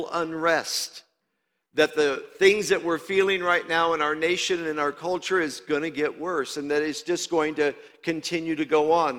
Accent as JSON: {"language": "English", "region": "Indiana", "country": "United States", "also_born_or_lived": "Louisiana", "moved": "yes", "said": "I'm from Iowa, Indiana"}